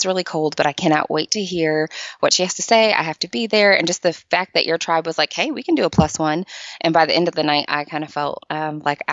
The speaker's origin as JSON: {"language": "English", "region": "Michigan", "country": "United States", "moved": "as an adult", "lives_now": "Nashville, United States", "said": "So I am originally from Michigan. I relocated to Nashville about 14 years ago to go to college"}